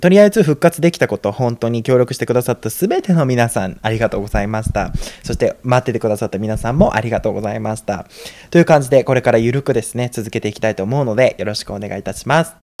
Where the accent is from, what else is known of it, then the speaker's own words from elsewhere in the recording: Japan; moved away as an adult; now in United States; 日本で生まれ育った